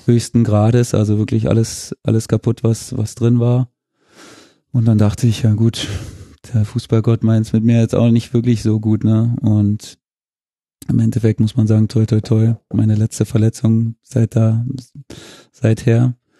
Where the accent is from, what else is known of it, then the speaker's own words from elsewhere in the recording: Germany; moved away; meine Heimat war genau zwischen Dresden und Cottbus